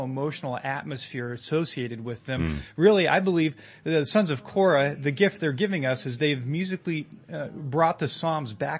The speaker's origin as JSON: {"language": "English", "town": "Modesto", "region": "California", "country": "United States", "tie": "born or raised there", "also_born_or_lived": "Los Angeles, California / Midwest", "moved": "as an adult", "said": "I grew up here in Modesto"}